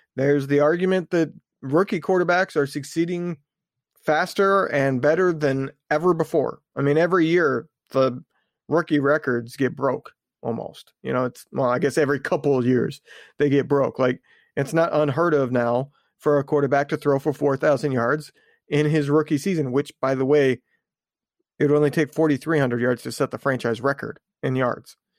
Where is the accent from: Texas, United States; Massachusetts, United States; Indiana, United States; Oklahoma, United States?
Indiana, United States; I grew up in Indiana